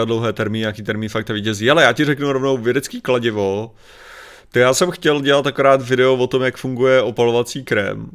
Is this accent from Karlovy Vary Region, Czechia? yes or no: yes; Sokolov region, Karlovy Vary Region, Czechia; většina z nás byla, jsme, že jo, ze Sokolovská